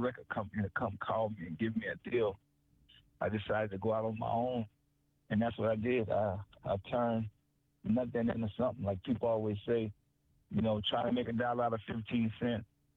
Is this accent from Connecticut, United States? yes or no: no; New Orleans, Louisiana, United States; I'm from New Orleans.